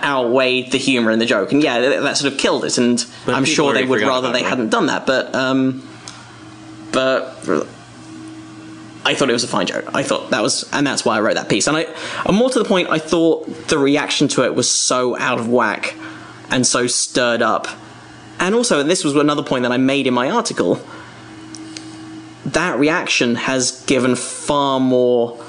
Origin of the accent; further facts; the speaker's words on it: England, United Kingdom; moved away as an adult; now in United States; I was born in England, which is part of Britain.